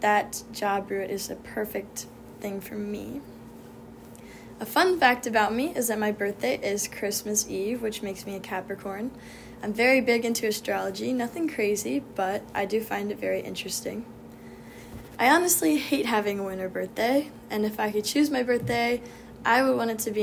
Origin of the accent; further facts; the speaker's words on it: Lancaster, Pennsylvania, United States; I'm from Lancaster, Pennsylvania, which is where all the Amish people live